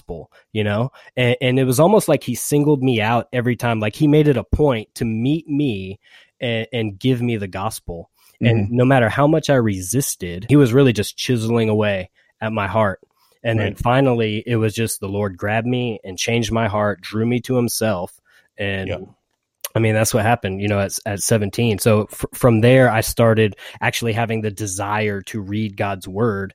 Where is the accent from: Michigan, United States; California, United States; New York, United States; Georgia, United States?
Georgia, United States; I'm from Georgia, and I am married.